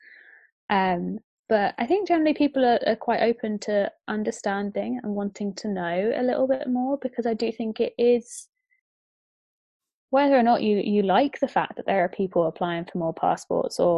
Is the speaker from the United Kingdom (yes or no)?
yes; Bedfordshire, East of England, United Kingdom; when I was growing up in Bedfordshire